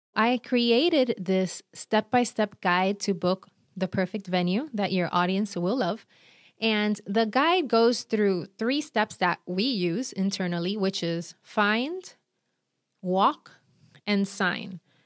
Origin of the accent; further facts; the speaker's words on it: Puerto Rico; accent: Puerto Rican; now in Miami, United States; I'm from Puerto Rico, and I live in Miami